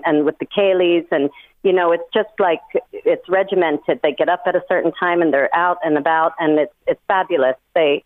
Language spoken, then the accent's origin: English; Delaware, United States; moved away as an adult; now in Ireland; I was born and raised in America